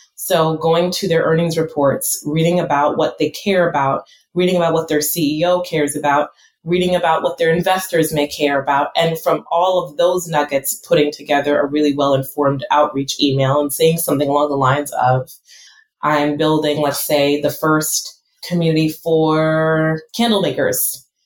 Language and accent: English; United States; I'm first generation American